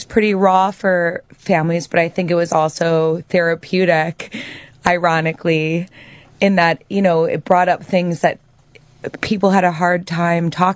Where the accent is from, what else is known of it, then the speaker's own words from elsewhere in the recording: Chicago, Illinois, United States; I'm from Chicago, and I come from a blue-collar background